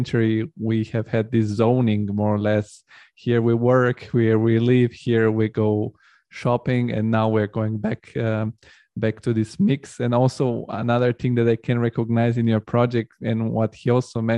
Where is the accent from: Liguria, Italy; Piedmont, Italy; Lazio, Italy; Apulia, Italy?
Lazio, Italy; Rome; now in Frankfurt, Germany; I grew up in Rome